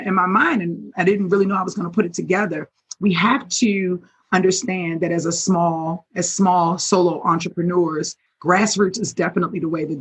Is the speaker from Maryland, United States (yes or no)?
yes; Baltimore, Maryland, United States; I'm from Baltimore